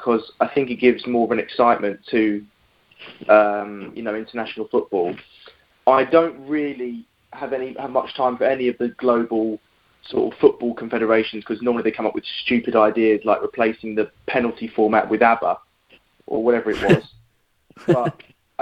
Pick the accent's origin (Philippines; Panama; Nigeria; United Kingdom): United Kingdom; London; I live in East London, have done all my life, was born here, lived here, raised here, still live here